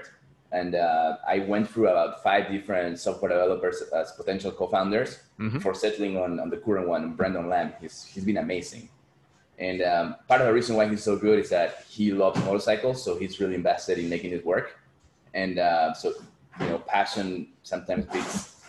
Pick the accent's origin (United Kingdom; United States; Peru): Peru; growing up in Peru, you see a lot of people in poverty